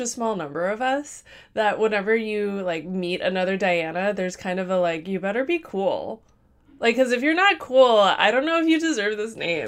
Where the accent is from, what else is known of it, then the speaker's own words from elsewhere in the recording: Midwest, United States; I'm from the Midwest